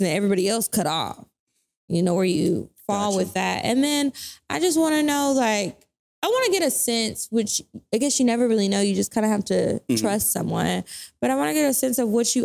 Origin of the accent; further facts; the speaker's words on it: Natchitoches, Louisiana, United States; moved away; I'm from Natchitoches, Louisiana. This is a small town